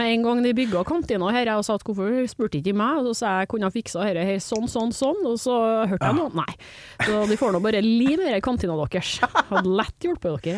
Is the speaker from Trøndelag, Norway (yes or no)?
yes; Trondheim, Trøndelag, Norway; accent: trøndersk; Jeg kommer fra Trondheim